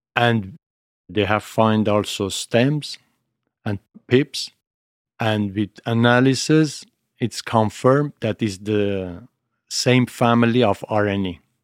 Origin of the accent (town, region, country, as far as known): Armenia; moved away; also born or lived in Italy